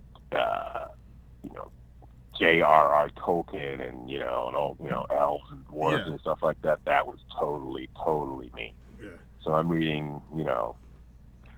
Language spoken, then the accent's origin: English; Pittsburgh, Pennsylvania, United States; born or raised there